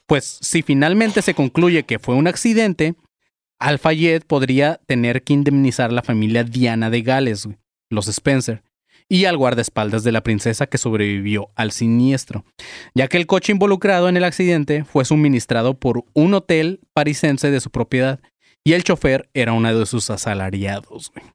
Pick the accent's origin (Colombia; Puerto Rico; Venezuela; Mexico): Mexico; como mexicanos dejamos todo al final